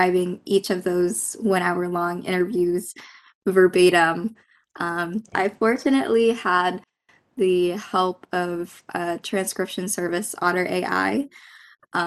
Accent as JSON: {"language": "English", "country": "Philippines", "tie": "born or raised there", "moved": "yes", "lives_now": "United States", "said": "I'm Filipino. I grew up in the Philippines and immigrated here to the United States"}